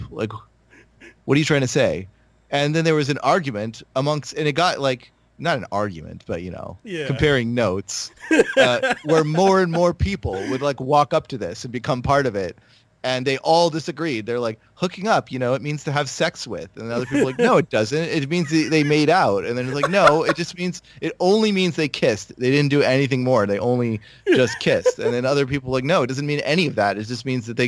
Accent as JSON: {"language": "English", "region": "California", "country": "United States", "said": "I'm from California"}